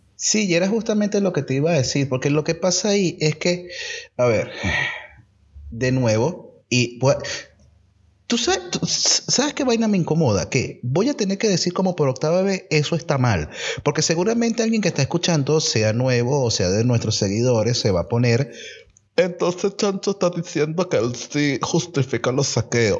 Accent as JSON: {"language": "Spanish", "country": "Venezuela", "moved": "yes", "said": "nuestra idiosincrasia como venezolano"}